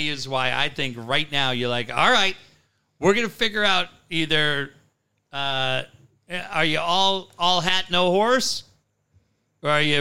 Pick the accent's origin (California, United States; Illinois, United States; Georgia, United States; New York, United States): California, United States; Encinitas; I had a buddy that I grew up with in Encinitas